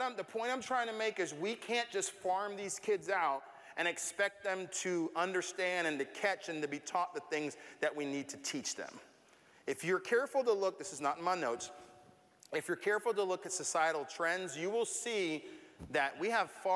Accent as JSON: {"language": "English", "town": "Tampa", "region": "Florida", "country": "United States", "tie": "born or raised there", "said": "growing up in Tampa"}